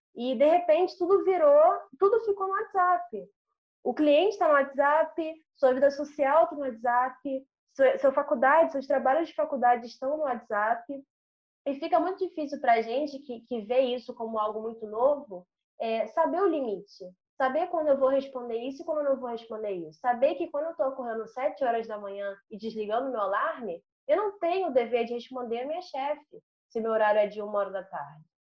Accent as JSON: {"language": "Portuguese", "region": "Rio de Janeiro", "country": "Brazil", "tie": "born or raised there", "said": "Sou nascida e criada no MEI, aqui na Zona Norte do Rio"}